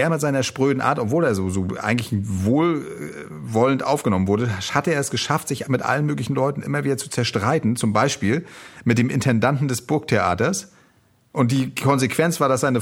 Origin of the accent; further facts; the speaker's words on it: Northern Germany, Germany; wie als Norddeutsche, gut, du bist so, ja, du bist auch Norddeutsche Münsterland, aber ich bin noch ein bisschen nördlicher angesiedelt